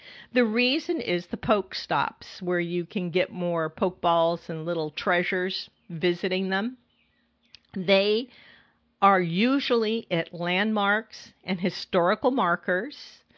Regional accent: California, United States; now in New York City, United States; I'm originally from California, and I moved to New York City

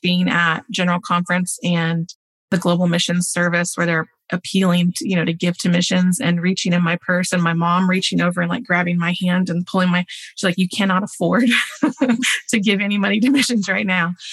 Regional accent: Oklahoma, United States; moved away as an adult; now in Denmark; I grew up in the church. I'm from Oklahoma, so kind of the center of the US

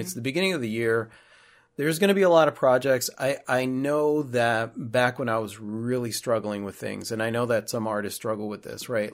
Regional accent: Chicago, Illinois, United States; moved away as an adult; we're originally from Chicago

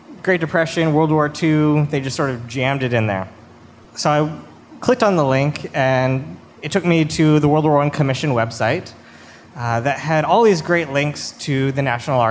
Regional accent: Arkansas, United States; moved away; I'm from Arkansas originally

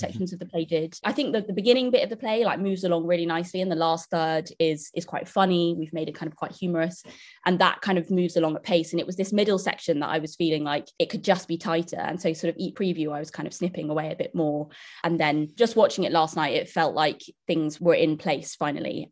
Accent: London, United Kingdom; I grew up in London

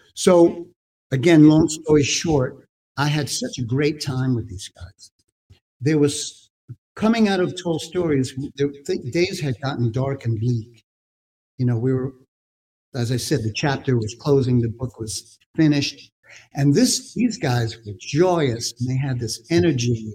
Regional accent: New York City, New York, United States; I was a kid growing up in Brooklyn

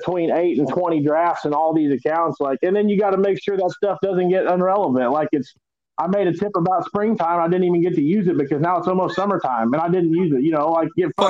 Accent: Stockton, Missouri, United States; So I'm from Stockton, Missouri, and love every minute of it. Love the Ozarks. Love fishing here in the Ozarks.

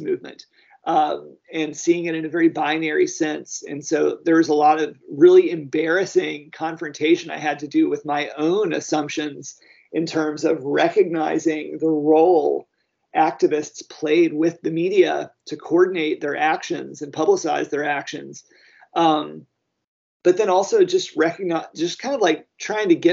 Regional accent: the South, United States; I grew up in the South in the 80s and my parents are Southern

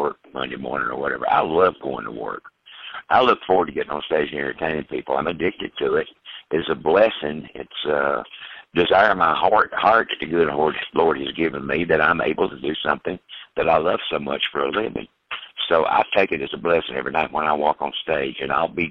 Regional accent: East Coast, United States; I came from the East Coast, and Western swing music was not played.

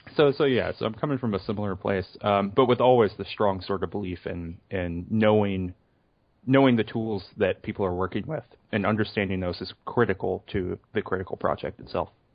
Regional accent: the South, United States; I'm from the South

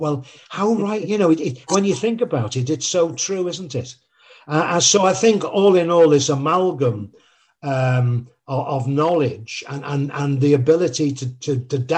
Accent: Liverpool, North West England, United Kingdom; I'm actually from Liverpool

